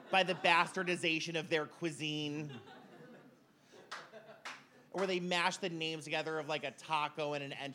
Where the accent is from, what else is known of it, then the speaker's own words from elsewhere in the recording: Framingham, Massachusetts, United States; I'm from Framingham. Our local dive bar is this place called the Sports Pub, and my mother hangs out there.